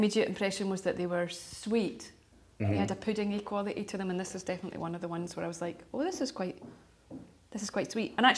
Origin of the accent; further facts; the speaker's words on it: Denny, Scotland, United Kingdom; now in Pathhead, United Kingdom; I grew up in Stirlingshire, mm-hmm. Quite close to Denny.